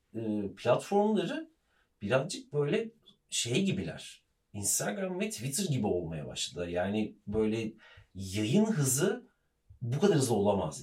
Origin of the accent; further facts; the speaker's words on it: Ankara, Turkey; biz Ankaralıyız. Bizim Ankara'daki ev Gençlik Caddesi'nde Anıtkabir'in karşısında büyüdüm ben